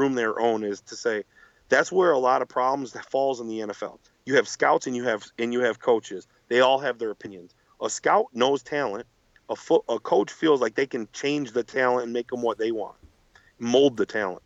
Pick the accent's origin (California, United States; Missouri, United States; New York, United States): New York, United States; Buffalo; I'm from Buffalo